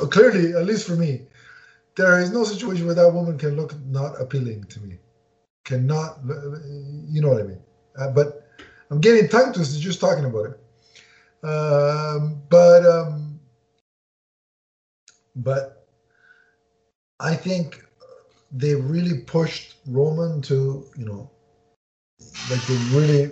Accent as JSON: {"language": "English", "country": "Canada", "said": "being a Canadian"}